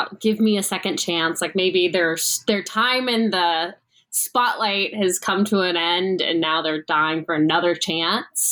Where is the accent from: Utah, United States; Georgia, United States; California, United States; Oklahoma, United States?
Georgia, United States; Atlanta; now in New York City, United States; I live in New York City now, but I'm from Atlanta.